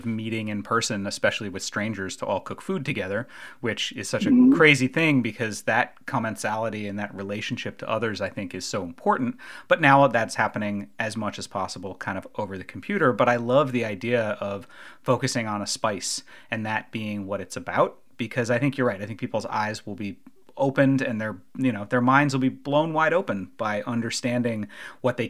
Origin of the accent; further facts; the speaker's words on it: around New York City, United States; I grew up around New York City